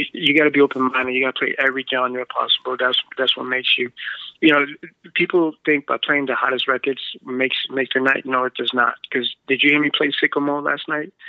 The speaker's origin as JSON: {"language": "English", "country": "United States", "tie": "born or raised there", "also_born_or_lived": "Boston", "said": "I was born here in America, but my mom and dad's from Guatemala"}